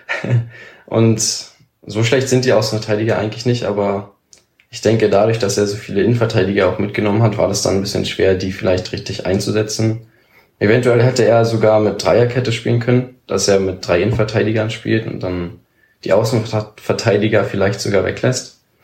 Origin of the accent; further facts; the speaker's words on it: Senzig, Brandenburg, Germany; bei uns in Senzig